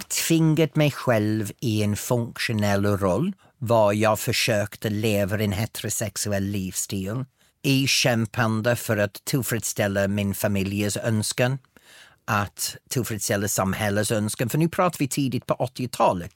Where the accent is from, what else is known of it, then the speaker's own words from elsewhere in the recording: northern England, United Kingdom; accent: broad northern English; first language English; Swedish is a second language; moved away as an adult; now in Sweden; på engelska så har jag en väldigt bred norra engelsk dialekt